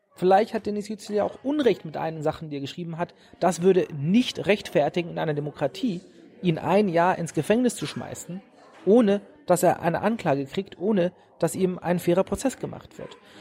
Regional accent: Germany; moved away as an adult; now in United States; meine Kindheit in Deutschland

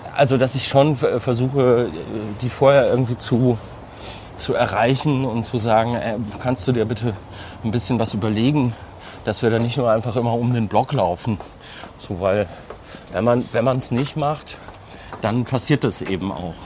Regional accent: Bielefeld area, North Rhine-Westphalia, Germany; moved away; also born or lived in Cologne; Ich komme ja aus der Ecke

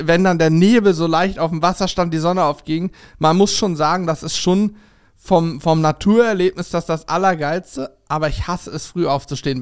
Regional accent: Steinwedel, Lower Saxony, Germany; bei uns in äh, Steinwedel, wo ich aufgewachsen bin, so ein kleines Kuhkaff

